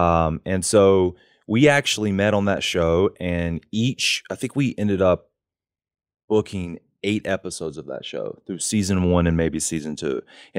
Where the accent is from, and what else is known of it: North Carolina, United States; moved away as an adult; also born or lived in New York / Los Angeles